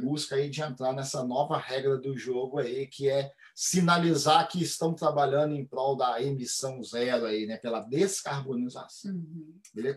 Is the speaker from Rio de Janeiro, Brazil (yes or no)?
no; Minas Gerais, Brazil; eu sou de Minas Gerais, sou mineiro.